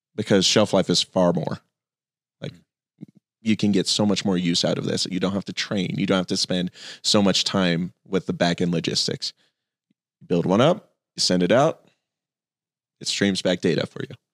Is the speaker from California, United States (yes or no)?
no; Phoenix, Arizona, United States; I grew up in Phoenix